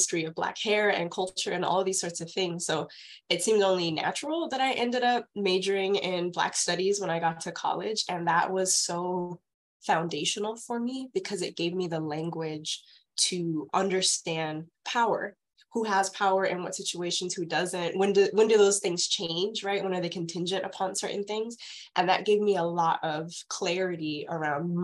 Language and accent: English; San Antonio, Texas, United States; also born or lived in Houston, Texas; I'm from Texas. I've kind of lived in a bunch of different major cities in Texas, but I grew up in San Antonio